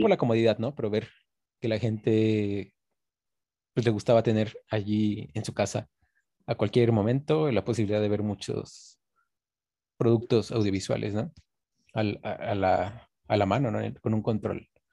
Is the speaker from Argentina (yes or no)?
no; Coatepec, Veracruz, Mexico; aquí en Coatepec, que bueno, donde yo soy, que es de Coatepec, de Cruz